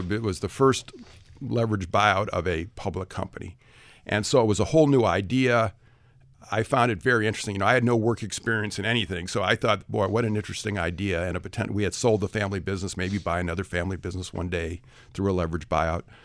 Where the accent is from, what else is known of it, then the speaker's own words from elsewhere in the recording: Detroit, Michigan, United States; I come from the Detroit area of Michigan. I was a public school kid, went to University of Michigan